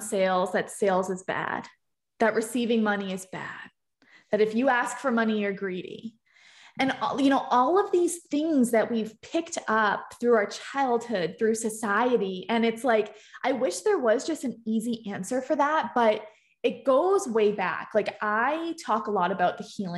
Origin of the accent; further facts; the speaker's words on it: Boston, Massachusetts, United States; I'm from Boston